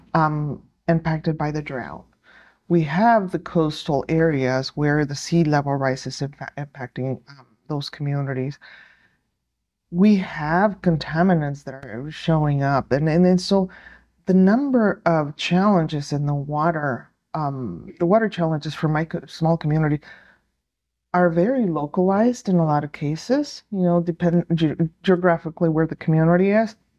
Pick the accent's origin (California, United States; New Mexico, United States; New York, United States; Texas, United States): New Mexico, United States; I am from New Mexico